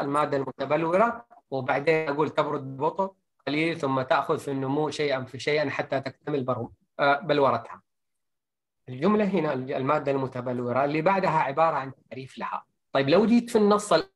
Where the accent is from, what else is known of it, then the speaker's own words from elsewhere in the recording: Saudi Arabia; عندنا في السعوديه